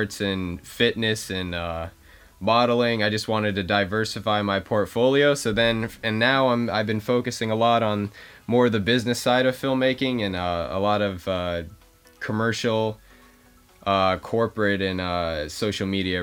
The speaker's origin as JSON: {"language": "English", "town": "Los Angeles", "region": "California", "country": "United States", "said": "I'm from Los Angeles, California"}